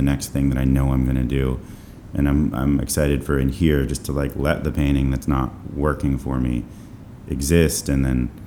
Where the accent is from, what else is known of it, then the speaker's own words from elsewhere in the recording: New Haven, Connecticut, United States; also born or lived in Vermont; I was born in New Haven, Connecticut.